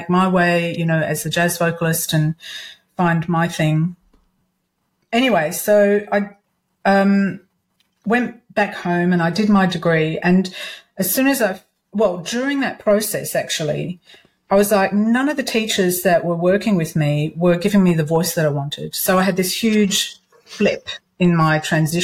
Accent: Perth, Western Australia, Australia; moved away as an adult; also born or lived in Sydney, Australia; I'm originally from Perth in Australia, and I moved over to Sydney.

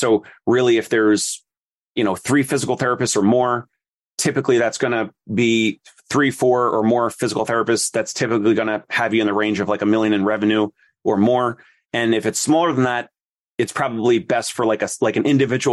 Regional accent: New Jersey, United States; also born or lived in Philadelphia; I'm from South Jersey and right over the bridge from Philly

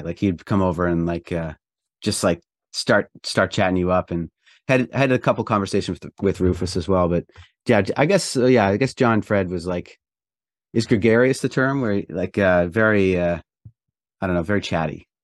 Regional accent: Prince Edward Island, Canada; I grew up in Eastern Canada in a province called Prince Edward Island

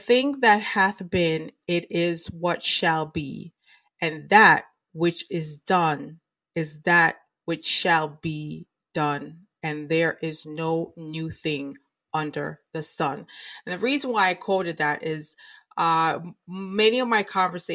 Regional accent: United States; as an American citizen

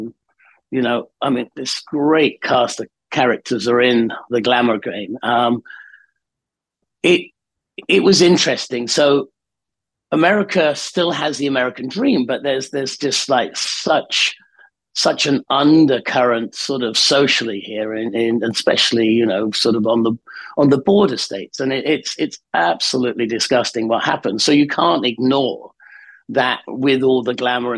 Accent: the north of England, United Kingdom; I grew up in Northern England in the sort of late 60s, early 70s

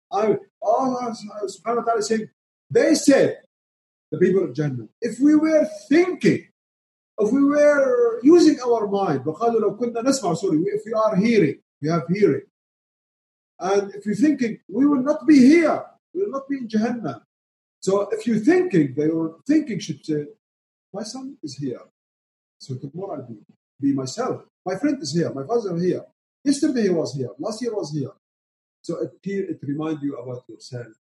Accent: Syria; first language Arabic; English is a second language; moved away; I'm from Syria, Arabic speaker

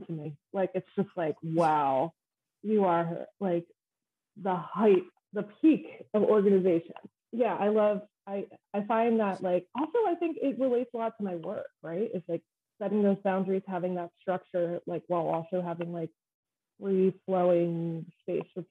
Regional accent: Downingtown, Pennsylvania, United States; also born or lived in Philadelphia, Pennsylvania / Coatesville, Pennsylvania; I'm from Downingtown.

